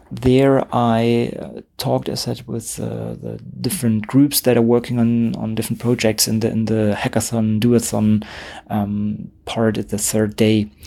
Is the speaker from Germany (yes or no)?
yes; Germany; Um, I'm from Germany.